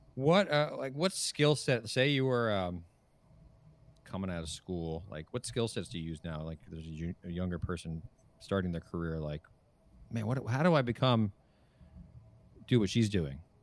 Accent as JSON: {"language": "English", "region": "New Jersey", "country": "United States", "also_born_or_lived": "New York", "moved": "yes", "lives_now": "California, United States", "said": "I moved from New York and from the East Coast, originally New Jersey"}